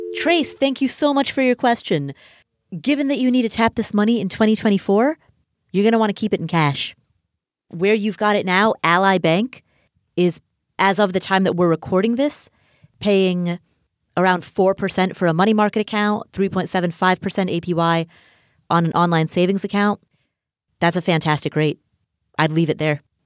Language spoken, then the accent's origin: English; Kathmandu, Bagmati, Nepal; I am Nepali. I was born in Kathmandu, Nepal